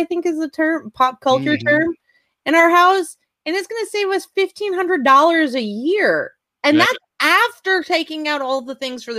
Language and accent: English; Georgia, United States; I'm from Georgia.